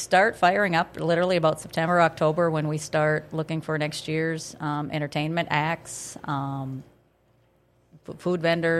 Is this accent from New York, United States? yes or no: no; Detroit Lakes, Minnesota, United States; also born or lived in Crookston, Minnesota; now in Pelican Rapids, United States; I'm originally from Detroit Lakes.